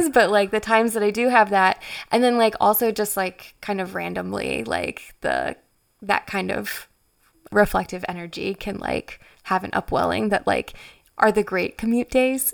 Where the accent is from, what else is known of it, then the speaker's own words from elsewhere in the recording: Frederick, Maryland, United States; Frederick is my hometown